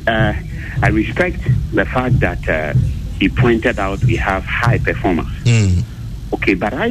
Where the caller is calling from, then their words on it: Ahafo, Ghana; I'm calling from Ahafo.